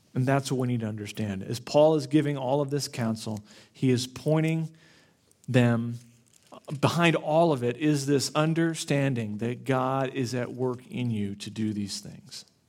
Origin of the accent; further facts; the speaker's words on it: Florida, United States; I grew up in Florida